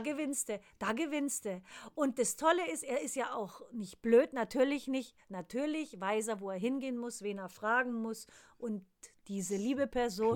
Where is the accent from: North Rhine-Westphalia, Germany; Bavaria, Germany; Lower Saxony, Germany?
Bavaria, Germany; moved away; bei uns in Bayern